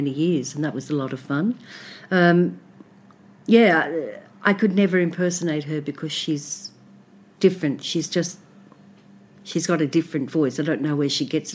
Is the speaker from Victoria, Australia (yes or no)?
yes; Melbourne, Victoria, Australia; I'm from Melbourne, and we lived in commission flats when I was from about 3 to 10 years old in Collingwood